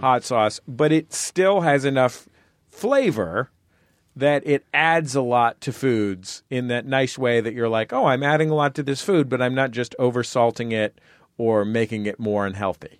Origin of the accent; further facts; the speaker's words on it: San Francisco, California, United States; I grew up in San Francisco